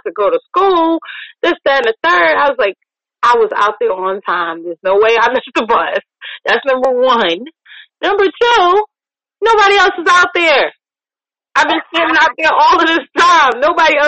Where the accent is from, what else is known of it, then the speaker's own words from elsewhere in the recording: New York, United States; now in Virginia, United States; I miss the snow that I grew up with in New York.